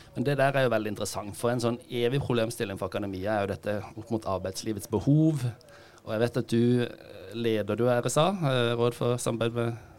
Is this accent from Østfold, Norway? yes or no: no; Kristiansand, Agder, Norway; moved away as an adult; also born or lived in Oslo; Jeg er født og oppvokst i, i Kristiansand